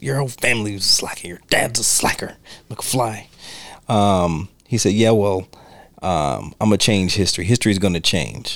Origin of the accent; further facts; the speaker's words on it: United States; I'm American.